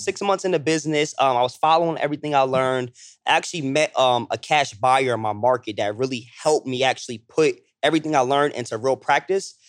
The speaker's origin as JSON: {"language": "English", "town": "Toms River", "region": "New Jersey", "country": "United States", "also_born_or_lived": "Lakewood, New Jersey", "said": "I'm from South Jersey. I'm from Tom's River, Lakewood, New Jersey"}